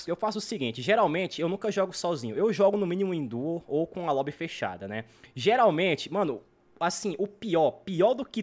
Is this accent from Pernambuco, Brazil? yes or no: no; Brasília, Federal District, Brazil; eu sou de Brasília.